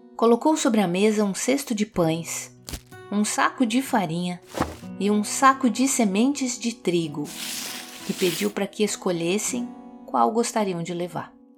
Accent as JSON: {"language": "Portuguese", "region": "Minas Gerais", "country": "Brazil", "said": "como mineirinha que sou"}